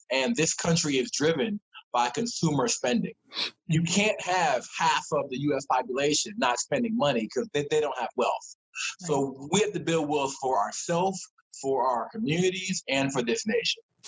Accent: Columbia, Maryland, United States; I'm from Maryland. Uh, grew up uh, in uh, the Laurel, Columbia area

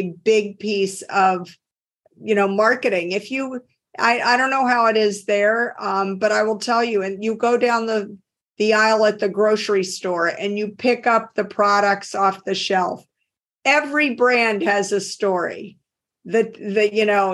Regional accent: Deep South, United States; accent: Southern; now in Cambridge, United States; I grew up in the Deep South. You can tell if you talk to me and you know the American accent, I say things like y'all instead of you. So people immediately pick up on the fact that I'm from the South

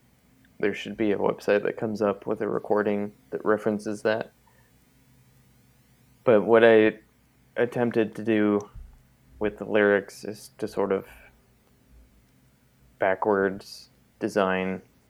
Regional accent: Auburn, California, United States; the town where I grew up here in California. He's from this small town called Auburn that was much, much smaller when he lived there. Like, literally, like, a leftover gold mining town.

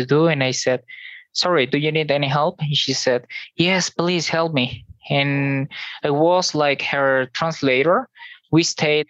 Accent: Venezuela; English is a second language; moved away as an adult; also born or lived in Germany; now in Cajicá, Colombia; I'm from Venezuela. I'm from a small town, like 2,000 people there

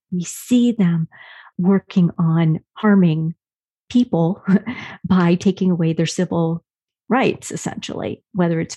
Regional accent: Wyoming, United States; my home state, Wyoming.

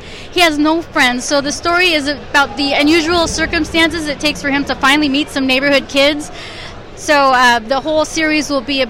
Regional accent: San Diego, California, United States; We're from San Diego

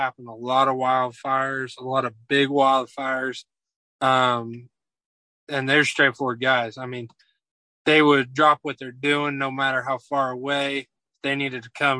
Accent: Northwest Oklahoma, United States; Far in Northwest Oklahoma.

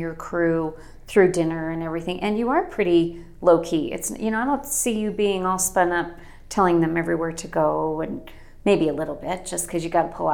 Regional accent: Rigby, Idaho, United States; I'm a Rigby person.

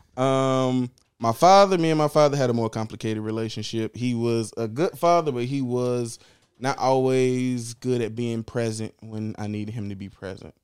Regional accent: Chicago, Illinois, United States; born and raised in Chicago. West Side, only ever lived West Side, never lived outside of the West Side in Chicago

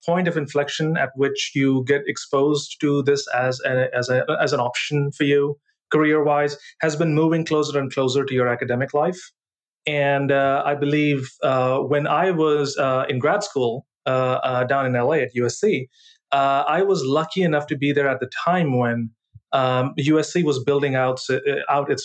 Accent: Punjab, India; I grew up in northern India, in a state called Punjab

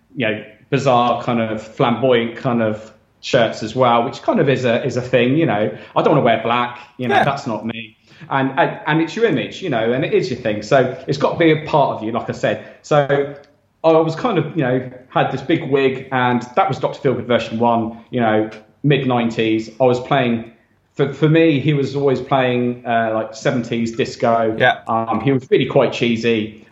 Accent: Southampton, South East England, United Kingdom; moved away as an adult; now in Ibiza, Spain; we're both from Southampton

